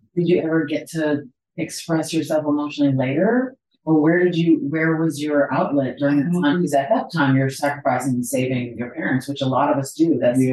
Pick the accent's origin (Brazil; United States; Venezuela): United States; I'm raised in an American, in a Nigerian home in America.